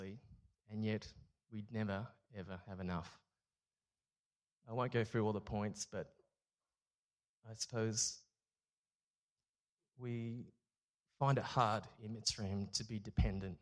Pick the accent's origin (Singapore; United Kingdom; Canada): Singapore; also born or lived in France / Canberra, Australia; now in Melbourne, Australia; I was born in Singapore from Chinese parents